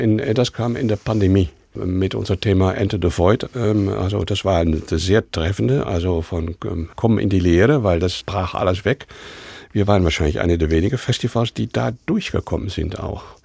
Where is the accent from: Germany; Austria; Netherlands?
Netherlands; German is a second language; moved away; also born or lived in Amsterdam; als Holländer